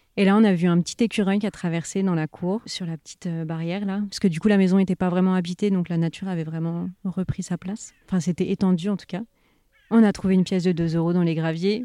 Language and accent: French; Paris region, Val d'Europe, near Marne-la-Vallée, Île-de-France, France; moved away as an adult; now in Touraine, France; j'ai grandi en région parisienne avec mes parents et mon frère, du côté de Val d'Europe, en fait, vers Marne-la-Vallée